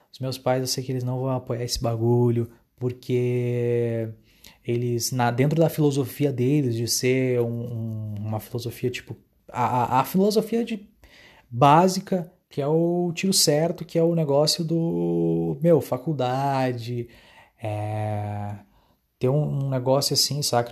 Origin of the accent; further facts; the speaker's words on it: Dom Pedrito, Rio Grande do Sul, Brazil; moved away as an adult; now in Santa Maria, Brazil; em Dom Pedrito, minha cidade natal